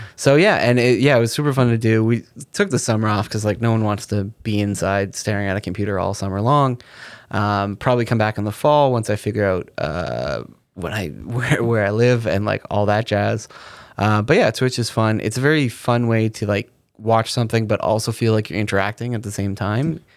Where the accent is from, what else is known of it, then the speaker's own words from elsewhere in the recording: Canada; growing up in Canada, on the Comedy Channel